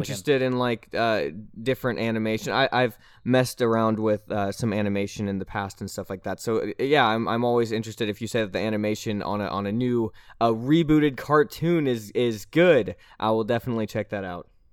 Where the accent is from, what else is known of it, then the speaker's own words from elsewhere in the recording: Nashville, Tennessee, United States; I'm from Nashville, Tennessee.